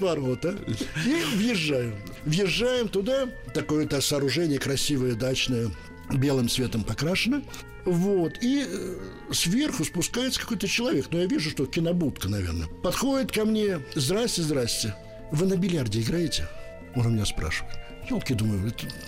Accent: Bakhmach, Chernihiv Oblast, Ukraine; moved away; also born or lived in Moscow; Я родился в Бахмаче на Украине

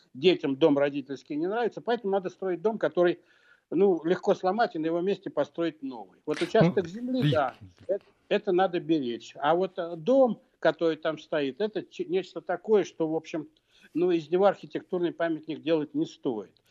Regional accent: Moscow, Russia; я вырос в Москве

